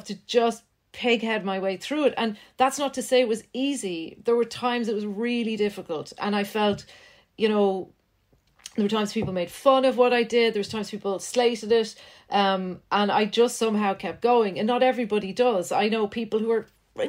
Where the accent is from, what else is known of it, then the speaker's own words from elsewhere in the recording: Ireland; also born or lived in Netherlands; I'd come back to Ireland and I'd be bullied a wee bit because my accent wasn't quite what it should have been because I just spent a couple of years in Holland.